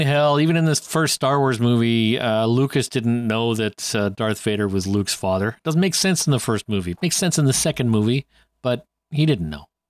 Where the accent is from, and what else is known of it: Canada